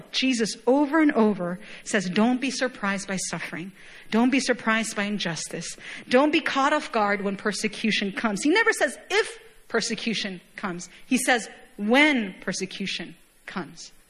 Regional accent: Chile; moved away; Even when I go back home, I, my, my hometown is home nation is Chile, very, very far, literally on the other side of the globe.

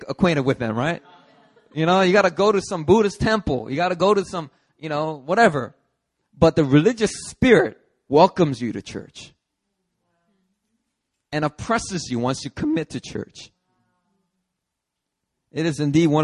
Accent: Philadelphia, Pennsylvania, United States; I grew up in Philly.

